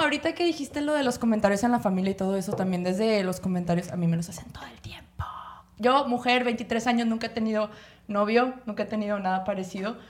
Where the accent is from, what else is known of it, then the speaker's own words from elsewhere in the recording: Monterrey, Nuevo León, Mexico; also born or lived in Puebla / Celaya; yo nací aquí en Monterrey. yo he vivido en Puebla, viví en Celaya un ratish, pero o sea, a mis 11 años me metieron a un colegio de puras mujeres